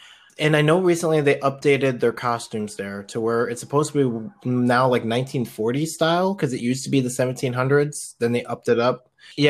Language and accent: English; Philippines; I am very biased of that one because I'm Filipino.